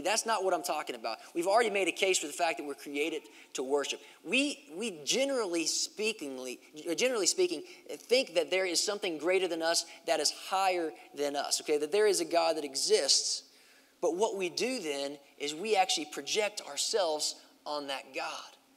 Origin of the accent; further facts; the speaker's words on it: Kentucky, United States; the nearest big city that, that, that, was to my hometown, which was in Kentucky